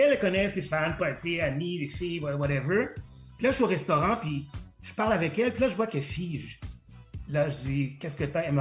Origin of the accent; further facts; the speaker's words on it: Montreal, Quebec, Canada; Euh, je suis un haïtien euh, montréalais euh, d'origine haïtienne parce que je suis né, je suis né à Montréal.